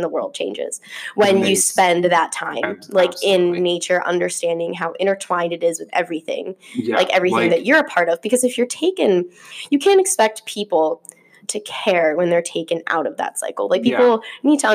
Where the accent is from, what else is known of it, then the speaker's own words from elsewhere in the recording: Vernon, New Jersey, United States; I'm from a very like mountainy, woodsy town. So mm-hmm. all you did was go outside. Like we were a resort town. I'm from Vernon, New Jersey